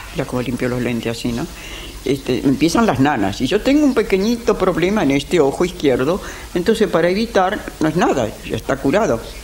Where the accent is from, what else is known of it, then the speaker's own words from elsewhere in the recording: Buenos Aires, Argentina; Nací en la calle Defensa 715